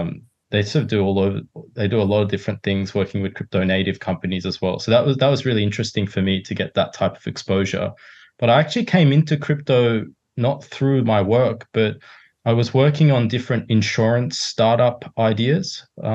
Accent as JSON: {"language": "English", "town": "Sydney", "region": "New South Wales", "country": "Australia", "tie": "born or raised there", "also_born_or_lived": "Hong Kong / Japan", "said": "So I'm originally from Sydney, but sort of grew up all over the place. Was born in Hong Kong. My mum's Japanese, so I lived in Japan for a few years and then grew up basically in Sydney."}